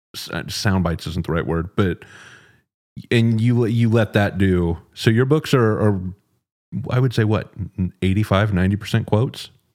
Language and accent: English; Dallas, Texas, United States; moved away as an adult; now in Austin, United States; I'm originally from Dallas, um, moved to Austin nine-ish years ago